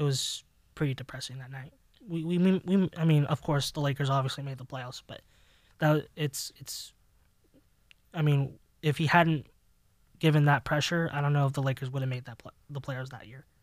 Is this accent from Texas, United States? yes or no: no; Los Angeles, California, United States; Growing up in Los Angeles